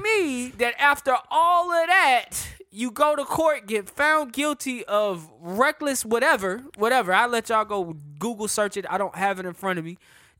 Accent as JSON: {"language": "English", "town": "Charlotte", "region": "North Carolina", "country": "United States", "tie": "born or raised there", "said": "being from Charlotte is so lit."}